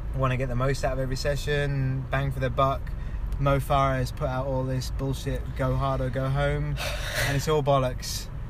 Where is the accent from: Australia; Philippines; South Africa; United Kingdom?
United Kingdom; London; moved away as an adult; also born or lived in Kenya; now in Blaenau Ffestiniog, United Kingdom; I'm from England, born and bred in London